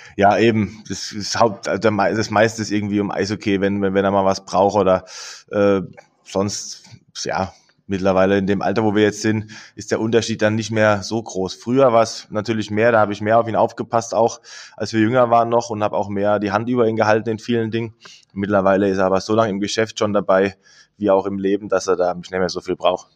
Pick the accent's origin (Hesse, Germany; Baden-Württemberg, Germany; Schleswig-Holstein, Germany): Baden-Württemberg, Germany; Mannheim; moved away; also born or lived in Berlin; wir als Kinder in Mannheim